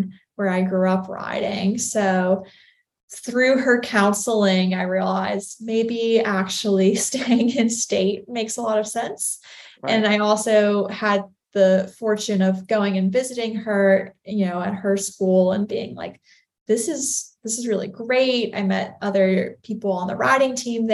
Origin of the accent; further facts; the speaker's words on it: Newport News, Virginia, United States; I grew up in Newport News, Virginia